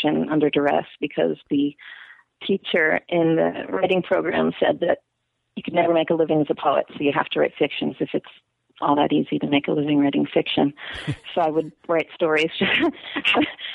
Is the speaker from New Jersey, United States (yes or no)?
yes; Manalapan, New Jersey, United States; moved away as an adult; also born or lived in New York City, New York; now in Portland, United States; my dad got a better job in New Jersey, so I was forcibly to New Jersey.